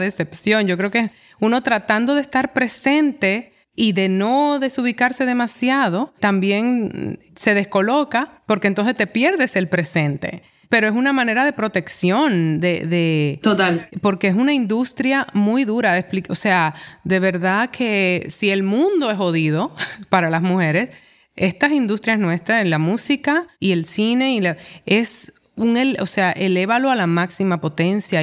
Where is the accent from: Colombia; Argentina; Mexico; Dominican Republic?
Dominican Republic; also born or lived in New York; now in Santo Domingo, Dominican Republic; ahora estoy de vuelta en Santo Domingo y tengo que lidiar con mi país de origen